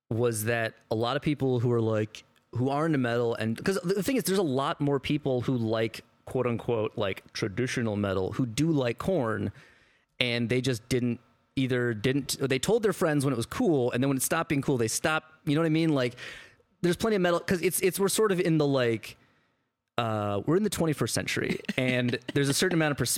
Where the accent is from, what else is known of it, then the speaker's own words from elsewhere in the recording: Midwest, United States; I'm also from the Midwest.